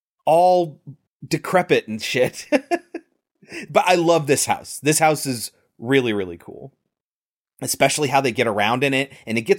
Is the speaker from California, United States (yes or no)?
yes; California, United States; born there; Like, I was born near the Redwood Forest in Northern California.